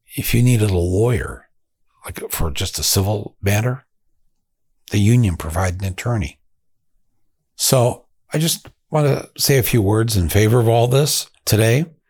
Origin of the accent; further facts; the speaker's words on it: Flint, Michigan, United States; my hometown of Flint, Michigan.